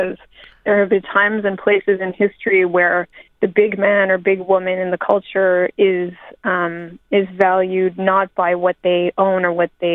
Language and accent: English; Montreal, Quebec, Canada; also born or lived in near Toronto; now in Toronto, Canada; I'm Canadian. I grew up in Montreal and I live near Toronto.